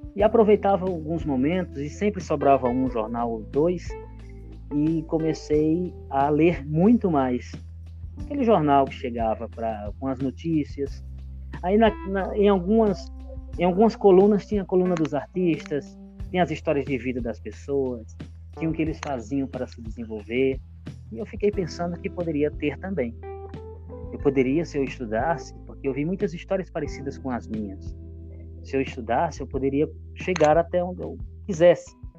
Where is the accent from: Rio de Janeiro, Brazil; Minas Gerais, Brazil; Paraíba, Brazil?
Paraíba, Brazil; Cajazeiras; moved away as an adult; now in São Paulo, Brazil; eu vim de, da Paraíba, da cidade de Cajazeiras, em busca de sonhos